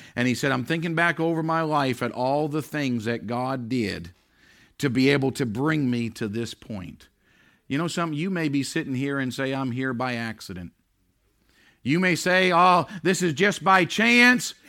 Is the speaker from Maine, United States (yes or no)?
yes; Maine, United States; now in New Hampshire, United States; We don't have it here in New Hampshire, but growing up in Maine